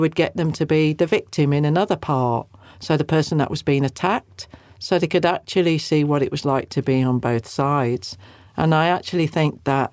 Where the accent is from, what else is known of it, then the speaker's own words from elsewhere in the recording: Welsh, Wales, United Kingdom; we're Welsh